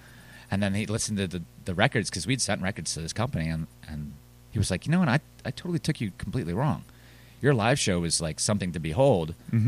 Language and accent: English; the South, United States; We're from the South. We like being from the South. We like the slow pace.